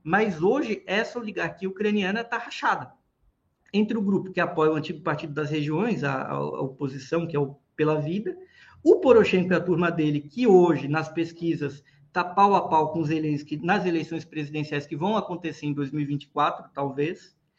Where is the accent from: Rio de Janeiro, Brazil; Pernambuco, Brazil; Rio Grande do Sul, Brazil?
Pernambuco, Brazil; mas sou cearense não, sou lá de Pernambuco